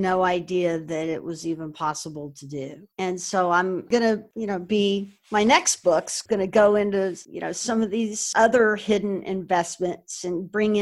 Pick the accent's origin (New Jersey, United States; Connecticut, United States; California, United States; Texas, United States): Texas, United States; Houston; moved away as an adult; now in New York City, United States; I went down to Houston. And it happens to be my hometown